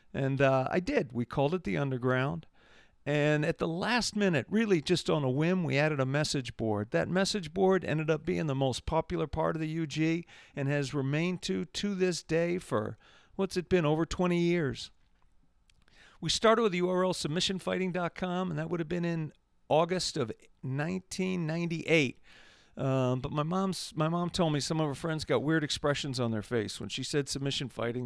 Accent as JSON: {"language": "English", "region": "Massachusetts", "country": "United States", "tie": "born or raised there", "said": "my home state of Massachusetts, USA"}